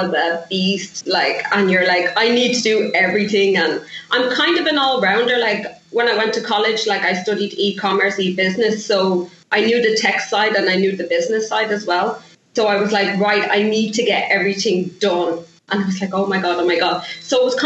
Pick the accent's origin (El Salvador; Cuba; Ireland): Ireland; moved away as an adult; now in Toronto, Canada; I'm Irish